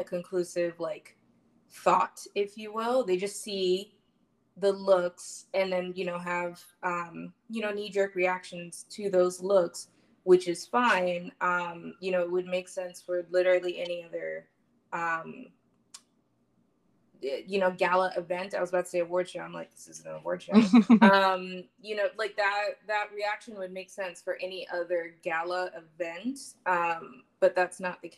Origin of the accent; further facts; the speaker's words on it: New York City, New York, United States; I am from Brooklyn, specifically Flatbush.